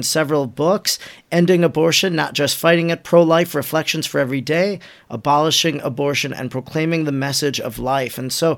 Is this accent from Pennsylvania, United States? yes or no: no; Wisconsin, United States; in my home state of Wisconsin. I live 20 minutes from there.